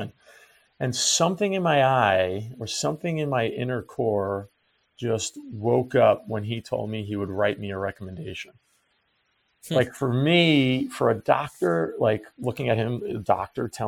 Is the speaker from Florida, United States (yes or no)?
no; Long Island, New York, United States; moved away as an adult; I grew up in Long Island, New York